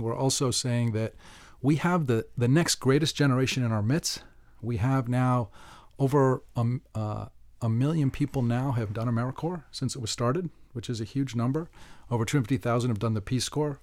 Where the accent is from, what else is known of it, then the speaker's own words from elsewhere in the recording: Pittsburgh, Pennsylvania, United States; I was born in Pittsburgh